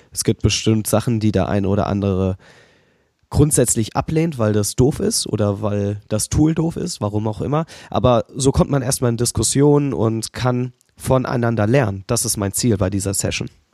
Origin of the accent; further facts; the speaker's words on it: Berlin, Germany; ich bin Berliner